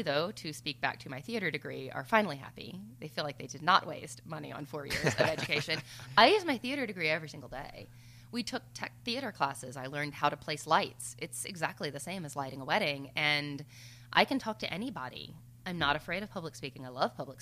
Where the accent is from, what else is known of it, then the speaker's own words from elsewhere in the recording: the South, United States; I'm from the South.